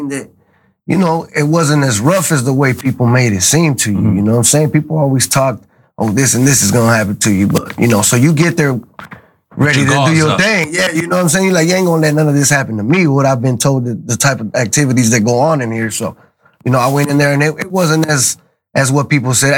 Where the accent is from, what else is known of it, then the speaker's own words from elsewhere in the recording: Los Angeles, California, United States; I was from a real active neighborhood, you know, Florence